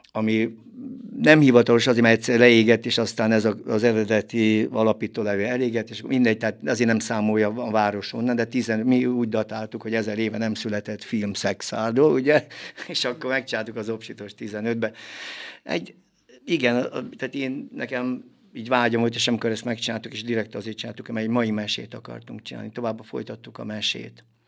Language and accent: Hungarian; Kismorágy, Tolna, Hungary; gyerekkoromban Kismorágyon nőttem föl